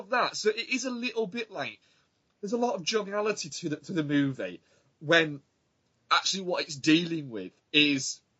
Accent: Auckland, New Zealand; I'm from Auckland.

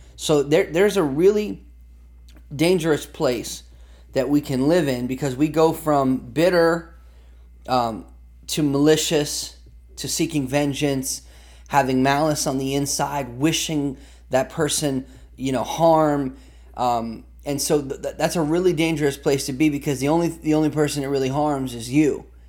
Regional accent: United States; as an American

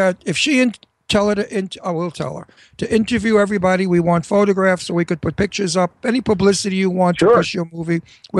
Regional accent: New York City, New York, United States; I'm Brooklyn. That's real New York.

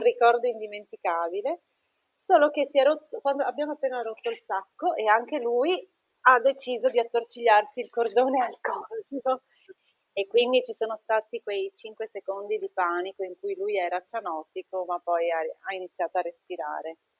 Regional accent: Treviso, Veneto, Italy; now in Trieste, Italy; viviamo a Trieste, ma mio marito è napoletano e io sono di Treviso

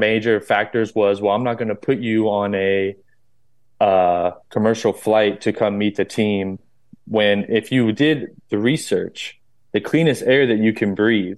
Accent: North Florida, United States; I grew up in Florida, North Florida

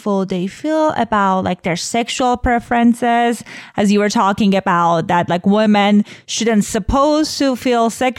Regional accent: Iran; I was born in Iran, like right after revolution

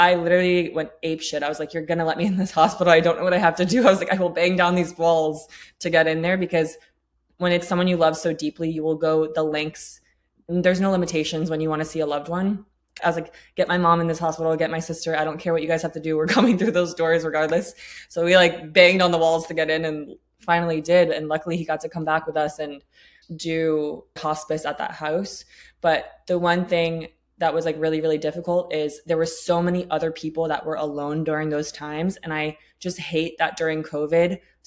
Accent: Tampa, Florida, United States; also born or lived in England; I grew up in Tampa, Florida, but like, I grew up in poverty

